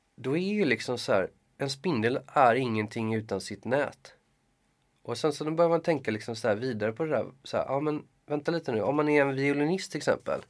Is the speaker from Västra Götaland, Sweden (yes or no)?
yes; Gothenburg, Västra Götaland, Sweden; moved away; jag är från Göteborg